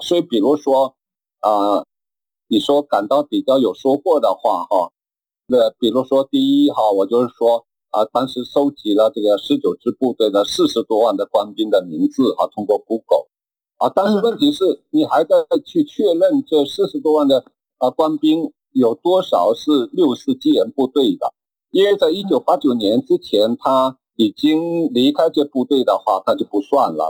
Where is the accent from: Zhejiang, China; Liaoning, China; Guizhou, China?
Zhejiang, China; Wenzhou; now in Taiwan; 我老家就在海峡对岸的温州